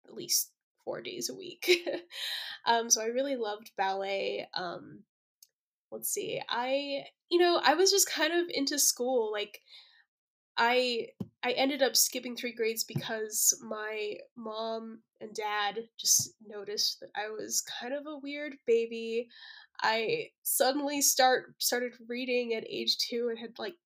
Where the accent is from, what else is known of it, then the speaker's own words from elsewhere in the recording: Colorado Springs, Colorado, United States; I grew up in Colorado Springs, which is the second largest city in Colorado